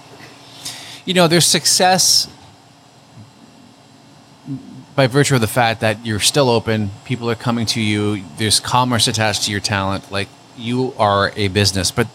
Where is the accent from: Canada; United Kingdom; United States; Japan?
Canada; Hamilton, Ontario; also born or lived in Toronto; I miss my hometown. And every time I came home to Hamilton